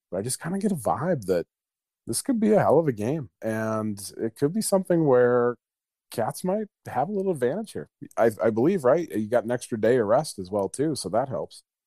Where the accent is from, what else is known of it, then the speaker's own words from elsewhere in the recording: Montana, United States; I'm born and raised in Montana